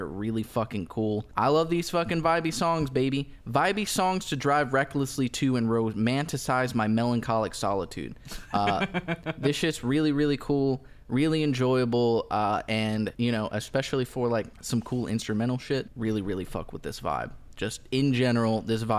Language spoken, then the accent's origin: English; Kentucky, United States; I'm an American from Kentucky